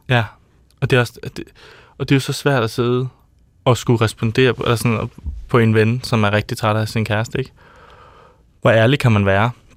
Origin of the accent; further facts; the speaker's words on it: Odder, Central Denmark Region, Denmark; Jeg er fra Odder